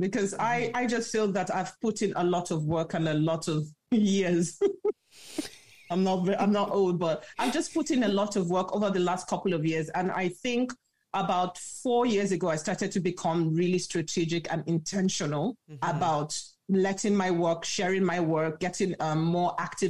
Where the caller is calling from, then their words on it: Lagos, Nigeria; Lagos, Nigeria.